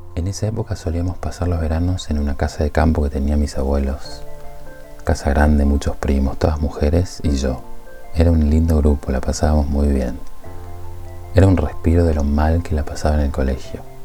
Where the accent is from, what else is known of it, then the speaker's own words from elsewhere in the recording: Tucumán, Argentina; Nací en Tucumán, en una familia de clase media